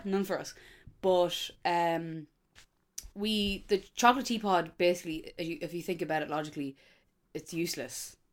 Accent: Dundalk, Leinster, Ireland; I'm from Dundalk.

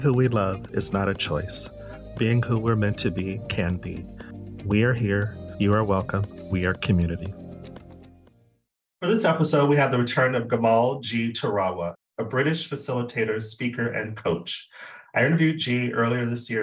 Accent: United States; being American and being Black American

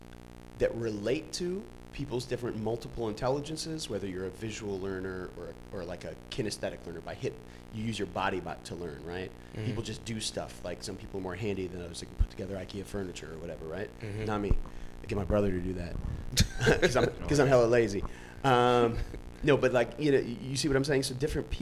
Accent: New York City, New York, United States; I was growing up in New York in the 1990s in the golden era of hip hop

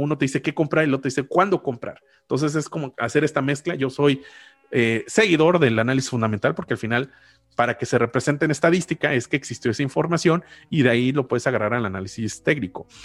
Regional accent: Mexico; yo como mexicano, residente en México

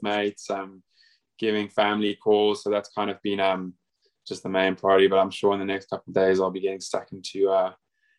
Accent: Cape Town, Western Cape, South Africa; moved away as an adult; also born or lived in Durban, South Africa; now in Australia; I'm from Cape Town originally, but I actually went to boarding school in Durban, KZN, or thereabouts

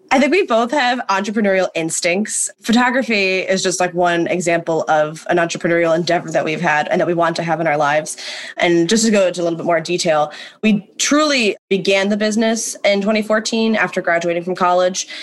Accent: Ohio, United States; moved away as an adult; now in New York City, United States; born and raised in Ohio, as was …, moved to New York City to attend NYU.

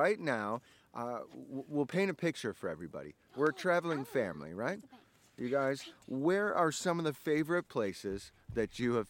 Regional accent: Pacific Northwest, United States; We're from the Pacific Northwest

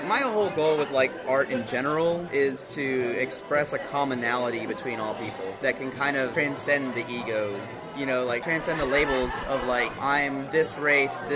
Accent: Houston, Texas, United States; I'm from Houston.

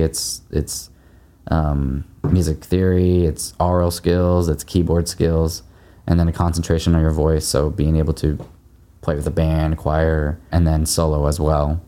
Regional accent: Happy Valley, Oregon, United States; moved away as an adult; also born or lived in San Francisco; I grew up in Happy Valley

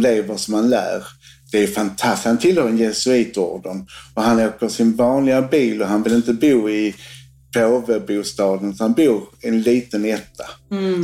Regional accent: Sweden; Sverige där jag kommer ifrån

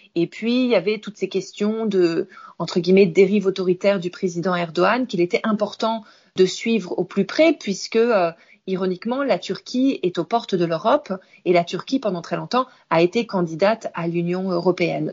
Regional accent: France; moved away as an adult; also born or lived in Tehran, Iran / Beirut, Lebanon / Cairo, Egypt; now in Istanbul, Turkey; j'ai quitté la France il y a plus de 20 ans maintenant, puisque j'ai décidé d'aller m'installer d'abord à Téhéran, en Iran

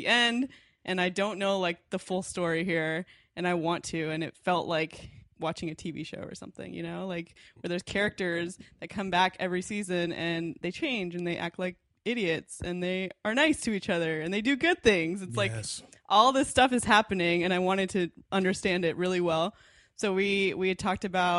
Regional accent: Dallas, Texas, United States; now in Los Angeles, United States; I grew up in Dallas mostly.

